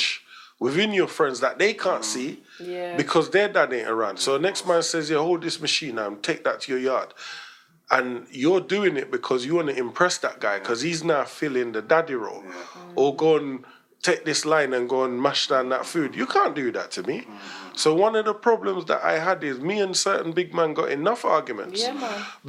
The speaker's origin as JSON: {"language": "English", "region": "London", "country": "United Kingdom", "tie": "born or raised there", "also_born_or_lived": "Jamaica", "said": "I grew up in Stoke Newton behind the police station"}